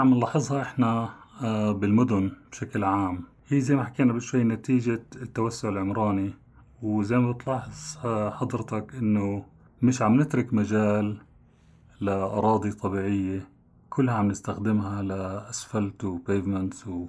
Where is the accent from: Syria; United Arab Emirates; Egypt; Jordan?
Jordan; عندنا في الأردن